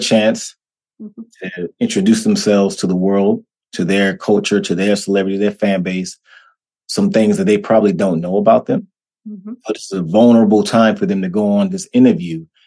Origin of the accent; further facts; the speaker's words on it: Washington, District of Columbia, United States; moved away; also born or lived in North Carolina; growing up in D.C., growing up in Washington, D.C., moving down to North Carolina, being raised by my grandparents